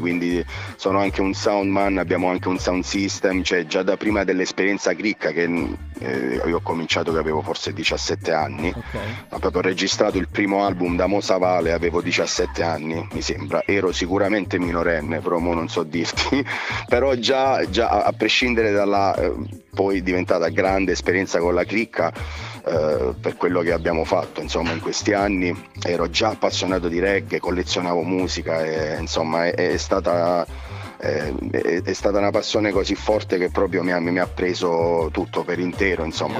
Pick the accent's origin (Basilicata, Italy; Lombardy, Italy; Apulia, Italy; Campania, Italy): Basilicata, Italy; Bernalda; io sono di Bernalda, un paese in provincia di Matera